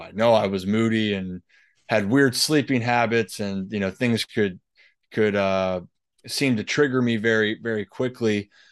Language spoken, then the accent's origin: English; Baltimore, Maryland, United States; growing up in Baltimore